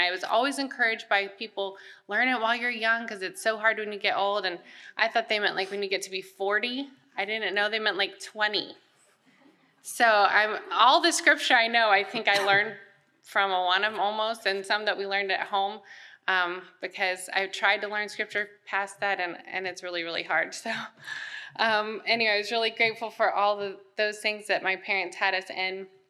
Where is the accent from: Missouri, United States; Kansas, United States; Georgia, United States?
Kansas, United States; Wichita; born there; now in Texas, United States; So I was born in Wichita, Kansas. So we got here as soon as we could, but I wasn't born in Texas.